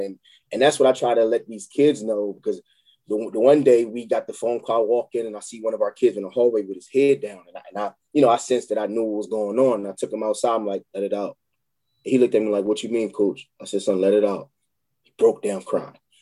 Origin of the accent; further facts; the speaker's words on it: Chester, Pennsylvania, United States; moved away; I'm from Chester, PA